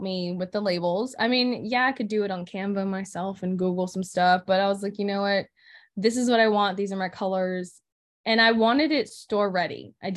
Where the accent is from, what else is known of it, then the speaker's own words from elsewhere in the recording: Florida, United States; moved away; I'm from Florida.